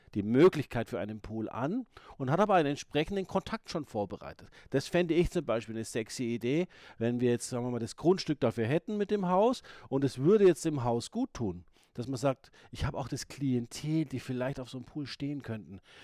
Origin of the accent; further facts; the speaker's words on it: Ingolstadt, Bavaria, Germany; moved away; ich komme aus Ingolstadt ursprünglich